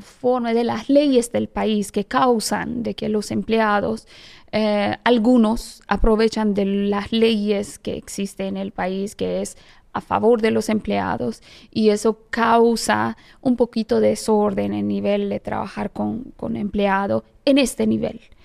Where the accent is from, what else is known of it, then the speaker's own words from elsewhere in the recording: Iran; Spanish is a second language; moved away as an adult; now in Dominican Republic; soy iraní, tengo ah, casi 18 años viviendo en República Dominicana. Llegué aquí 2005